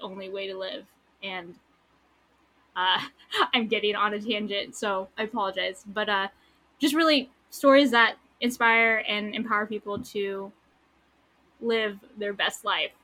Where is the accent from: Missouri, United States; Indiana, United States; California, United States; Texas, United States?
California, United States; San Diego; also born or lived in Tucson, Arizona; I was born here in San Diego. I lived in Tucson, Arizona for like nine years, and then I came back, and I've been in San Diego ever since my freshman year of high school.